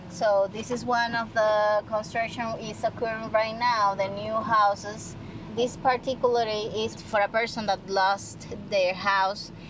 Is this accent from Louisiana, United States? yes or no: yes; New Orleans, Louisiana, United States; I'm from New Orleans